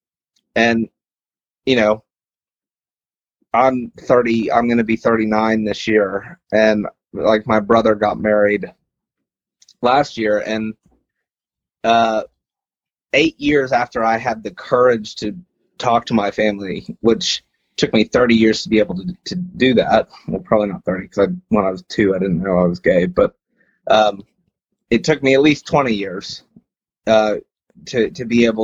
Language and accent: English; West Texas, United States; I grew up in West Texas